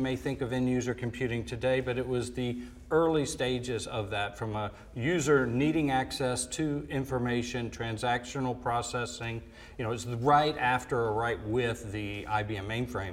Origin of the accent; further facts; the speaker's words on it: Atlanta, Georgia, United States; moved away as an adult; I grew up in Atlanta, Georgia. I was born and raised there. Spent first 18 years of my life there